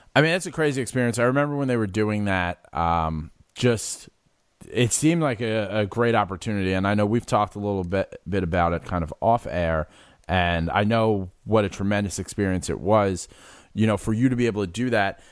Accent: New York City, New York, United States; also born or lived in Philadelphia; I'm born and raised in the Bronx on City Island.

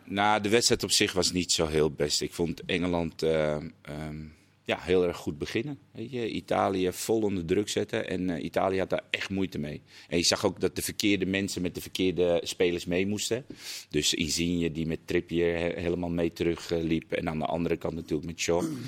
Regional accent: Netherlands; dat wij als Nederlanders toch zouden zuurpruimen

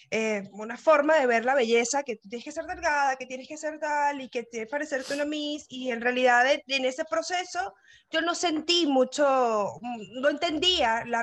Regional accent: Caracas, Capital District, Venezuela; now in Uruguay; la primera vez que tomé un avión internacional fue cuando me fui de Venezuela, que emigré para acá, para Uruguay. Y, mm, nací, em, mm, en, Caracas, sí

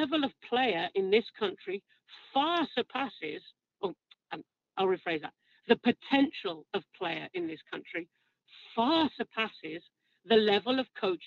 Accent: England, United Kingdom; as an Englishman

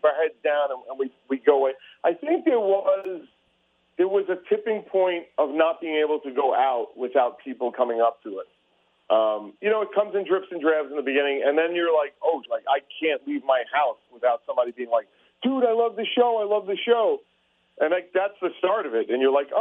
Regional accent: New York City, New York, United States; I'm an oaf from Staten Island

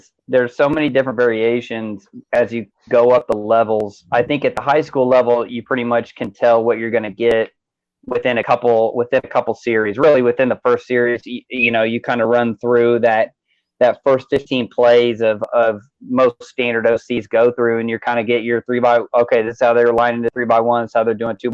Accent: Kansas City, Missouri, United States; moved away as an adult; now in Texas, United States; I actually was born in enemy territory. So I'm from Kansas City, Missouri

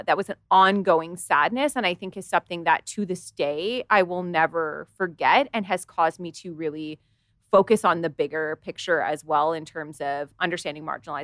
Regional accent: Canada; I live in Canada

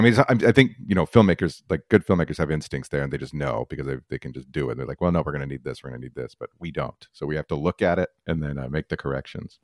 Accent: Albuquerque, New Mexico, United States; moved away; I'm originally from Albuquerque, New Mexico, and I, uh, I went to university there

